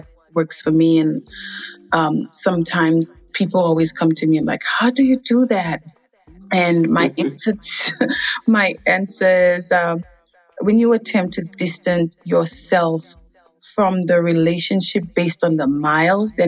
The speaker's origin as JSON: {"language": "English", "country": "Dominica", "tie": "born or raised there", "also_born_or_lived": "Massachusetts", "moved": "as an adult", "lives_now": "Freeport, United States", "said": "I was born in Dominica. I was raised there until age 22, and I'm currently residing in Freeport, Louisiana."}